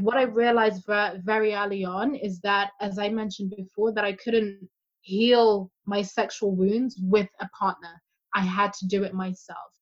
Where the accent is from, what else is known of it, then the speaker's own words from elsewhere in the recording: Zimbabwe; I'm African, I'm from Zimbabwe